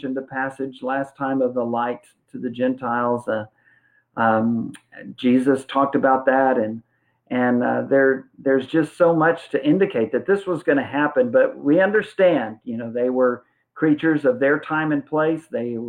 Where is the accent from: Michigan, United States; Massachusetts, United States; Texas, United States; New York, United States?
Texas, United States; San Antonio; And I was raised in San Antonio in a Lackland Terrace Church of Christ in high school and for several years after Joyce and I were married.